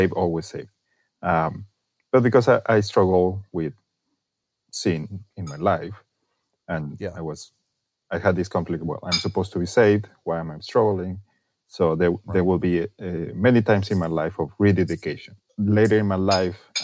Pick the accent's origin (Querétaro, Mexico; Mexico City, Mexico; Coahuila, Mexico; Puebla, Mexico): Coahuila, Mexico; Torreón; English is a second language; now in United States; I was born in Mexico, in a northern city called Torreón